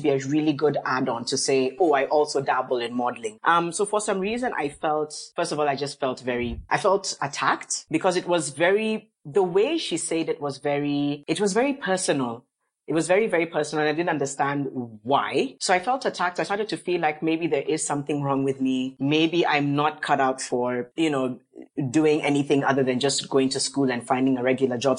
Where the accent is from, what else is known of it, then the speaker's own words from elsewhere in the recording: Mombasa, Mombasa County, Kenya; now in Nairobi, Kenya; I come from Kenya. I grew up in Mombasa, live in Nairobi, but yes, I am Kenyan